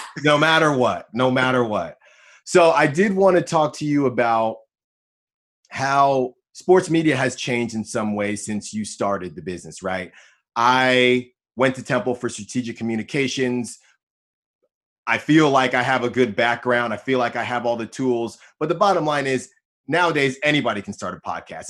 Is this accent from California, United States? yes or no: yes; Bay Area, California, United States; I'm from the Bay Area